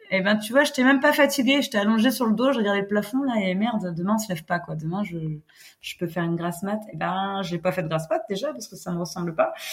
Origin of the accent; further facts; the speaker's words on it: Brittany, France; notre côte voilà, on est chauvin, on est breton